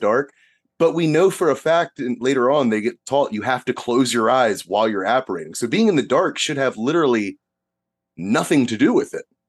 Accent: United States; as an American

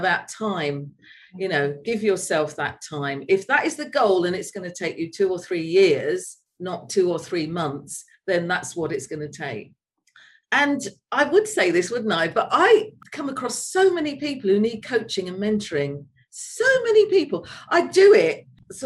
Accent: London, United Kingdom; moved away as an adult; also born or lived in Leeds; now in Spain; I'm a Londoner at heart, and I do miss London, and I miss Leeds as well

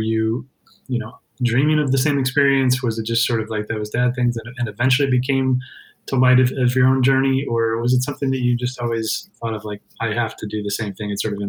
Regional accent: Indiana, United States; moved away as an adult; now in Colorado, United States; I grew up in Indiana, always pined to come out here to Colorado. Even as a kid, I didn't actually get out here until I was 24 actually.

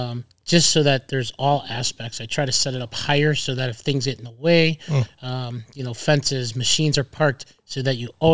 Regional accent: Midwest, United States; now in Arizona, United States; I come from the Midwest, which is total station.

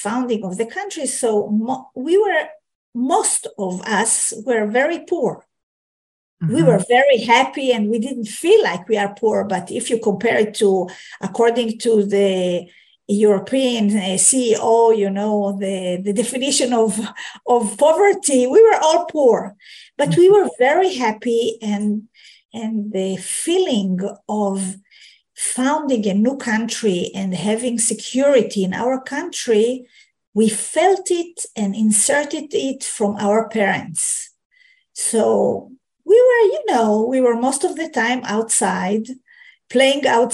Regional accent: Jerusalem, Jerusalem District, Israel; also born or lived in Haifa; I was born in Jerusalem, next to the border

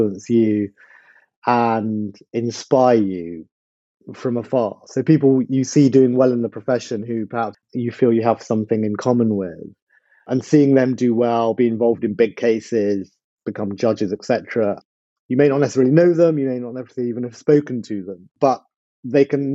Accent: London, United Kingdom; also born or lived in Mile End; I was born in Mile End and grew up in Whitechapel when I was small

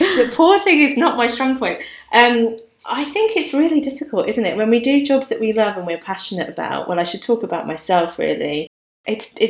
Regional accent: Birmingham, West Midlands, United Kingdom; now in London, United Kingdom; I'm from a big city. So I grew up in Birmingham

